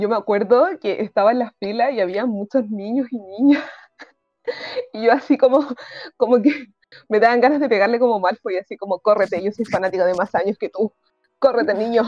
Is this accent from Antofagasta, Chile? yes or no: yes; Antofagasta, Chile; moved away; yo vivía en el norte en, cuando era pequeña y también vivía en Antofagasta